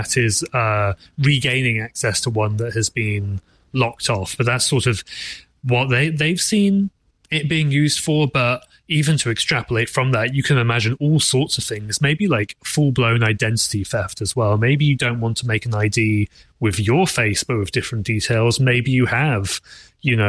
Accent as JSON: {"language": "English", "region": "England", "country": "United Kingdom", "said": "being English myself"}